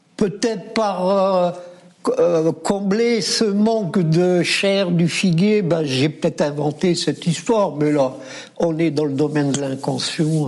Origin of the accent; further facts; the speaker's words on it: Oran, Oran Province, Algeria; je suis né à la Cité Petite, le quartier périphérique à Oran.